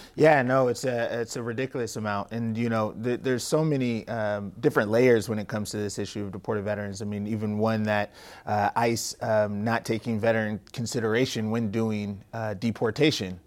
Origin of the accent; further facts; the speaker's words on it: Tacoma, Washington, United States; born and raised in Tacoma, Washington, Stadium High School